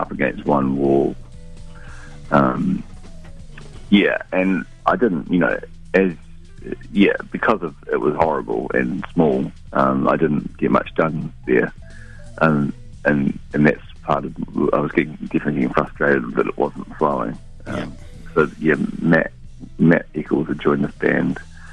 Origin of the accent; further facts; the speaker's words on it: New Zealand; moved away as an adult; also born or lived in London; being in London was amplifying my nostalgia for New Zealand and for my earlier youth